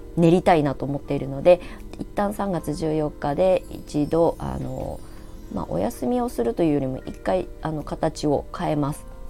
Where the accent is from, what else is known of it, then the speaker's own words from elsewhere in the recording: Ibaraki, Japan; now in Shonan, Japan; 地元があの生まれ育ったところが茨城県